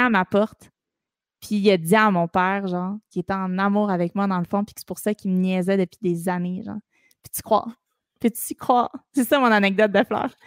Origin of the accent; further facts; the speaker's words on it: Montreal, Quebec, Canada; also born or lived in Sainte-Thérèse; j'ai toujours habité à Montréal. je suis une Montréalaise de, OK. pur, pur, euh, sang. Rosemont